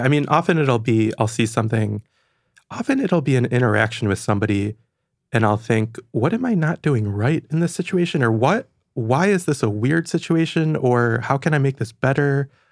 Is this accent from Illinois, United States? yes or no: no; Franklin, Michigan, United States; now in New York, United States; I'm from Michigan, and I like going back there a lot